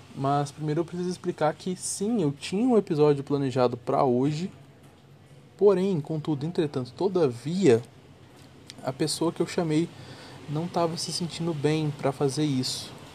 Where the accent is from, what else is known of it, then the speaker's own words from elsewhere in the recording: Goiânia, Goiás, Brazil; Eu venho de Goiânia